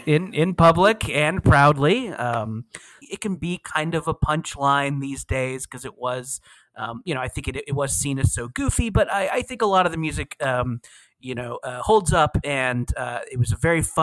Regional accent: Orange County, California, United States; now in Los Angeles, United States; there was a big boom of it focused in my hometown of Orange County, California.

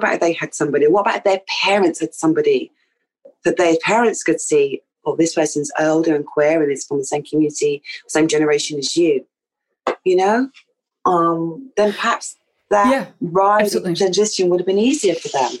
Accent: Jamaica; Yeah. We're from Jamaica.

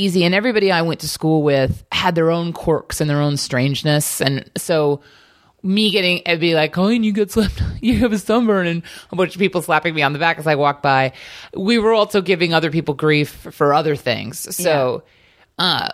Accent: Honolulu, Hawaii, United States; moved away as an adult; also born or lived in Potomac, Maryland; I grew up in Hawaii Kai

